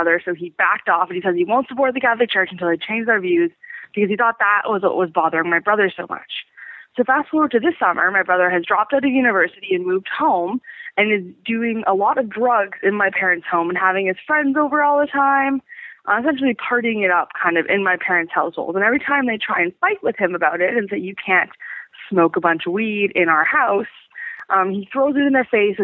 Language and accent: English; Canada; I'm from Canada